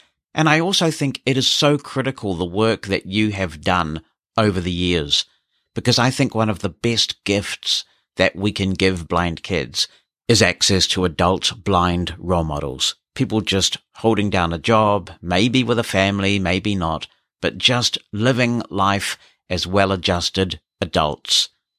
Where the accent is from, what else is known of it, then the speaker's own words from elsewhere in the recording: Glasgow, Scotland, United Kingdom; I grew up in Glasgow, a tough city at any time, but one during that period still dominated by religious splits, almost akin to that of Belfast in Northern Ireland.